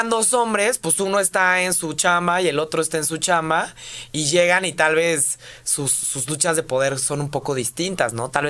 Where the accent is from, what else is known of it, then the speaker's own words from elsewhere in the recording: Mexico; somos mexicanos